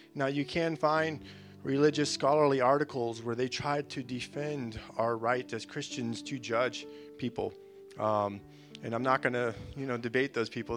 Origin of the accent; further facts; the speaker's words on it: Florida, United States; moved away; I'm, I'm a from Florida